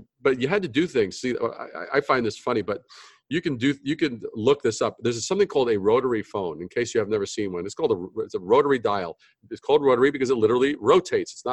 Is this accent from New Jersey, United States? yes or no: no; New York City, New York, United States; also born or lived in Brooklyn / Long Island / Manhattan; I'm native New Yorker, born in Brooklyn, raised in Queens, you know, Long Island, then Manhattan